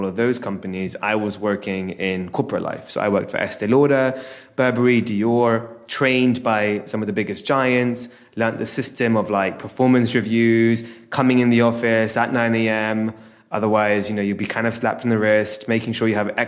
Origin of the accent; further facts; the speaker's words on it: London, United Kingdom; born and raised in London